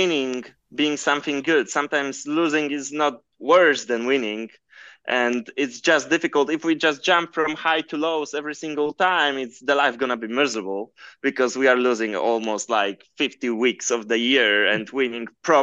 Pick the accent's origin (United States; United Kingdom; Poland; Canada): Poland; we are both from Poland